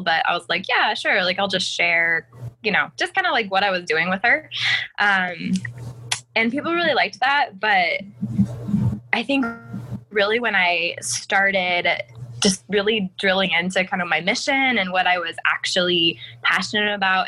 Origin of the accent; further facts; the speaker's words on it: Colorado, United States; moved away as an adult; now in South Carolina, United States; I was born in Colorado and born and raised, never had left